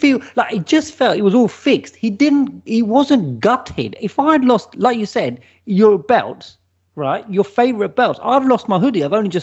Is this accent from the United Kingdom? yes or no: yes; Watford, East of England, United Kingdom; Bring it, because he's from Watford. I'm from Watford. We'll have a little local, you know, down at Vicarage Road.